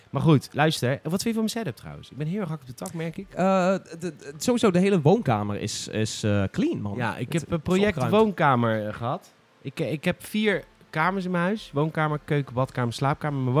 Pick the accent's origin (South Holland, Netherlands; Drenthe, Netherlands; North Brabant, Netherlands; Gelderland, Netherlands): South Holland, Netherlands; Rotterdam; Oh, het, is, ah, het komt uit Amsterdam. En als Rotterdammer is dat het gewoon.